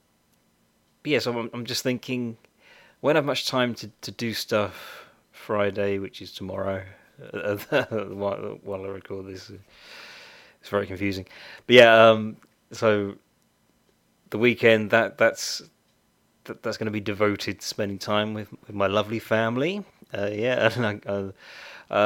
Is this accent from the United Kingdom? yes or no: yes; United Kingdom; I'm very British